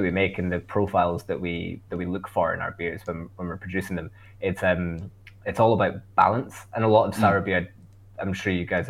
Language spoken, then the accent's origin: English; Scotland, United Kingdom; accent: Scottish; my Scottish accent